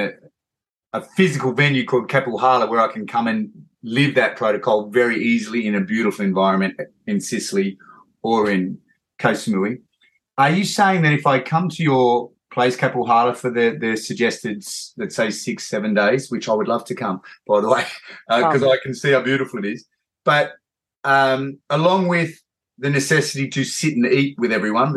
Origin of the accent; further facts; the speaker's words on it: Australia; I'm Australian, so my accent is much worse than yours